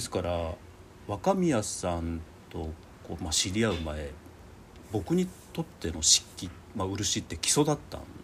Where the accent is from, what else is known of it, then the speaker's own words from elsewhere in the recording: Kiso, Nagano, Japan; moved away; 私の実家っていうか生まれたところが長野県の礎なんですね。